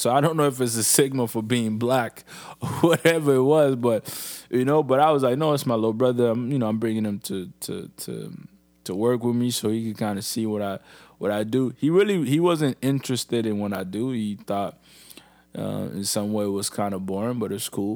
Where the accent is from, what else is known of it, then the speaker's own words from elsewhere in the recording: Niger; now in Canada; I'm in Canada, but Niger is really my home